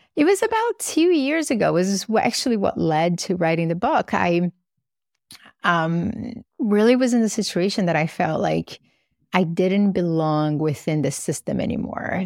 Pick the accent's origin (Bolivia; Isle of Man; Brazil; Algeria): Brazil; now in United States; I grew up in Brazil